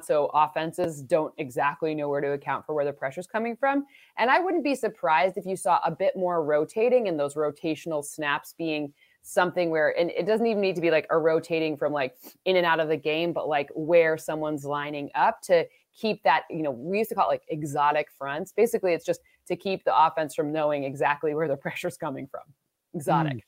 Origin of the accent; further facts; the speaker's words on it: Michigan, United States; I'm from Michigan